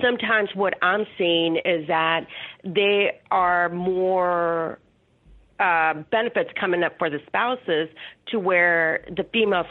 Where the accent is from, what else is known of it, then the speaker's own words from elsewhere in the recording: Laredo, Texas, United States; I'm originally from Laredo, Texas, which is the border town right by Mexico.